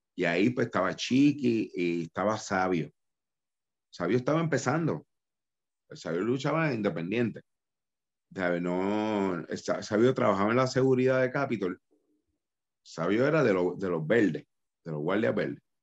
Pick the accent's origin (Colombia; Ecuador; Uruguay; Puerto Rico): Puerto Rico; Dorado; Rey, González y yo somos de Dorado